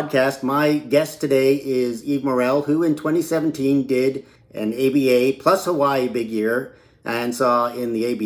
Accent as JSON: {"language": "English", "country": "Canada", "said": "being a Canadian and having never seen the entire country"}